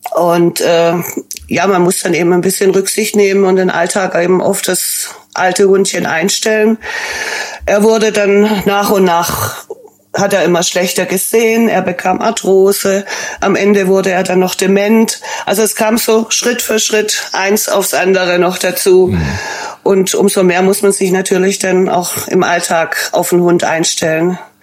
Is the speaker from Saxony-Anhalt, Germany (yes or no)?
no; Stuttgart, Baden-Württemberg, Germany; accent: Swabian; moved away as an adult; now in Dortmund, Germany; Ich bin ursprünglich aus Stuttgart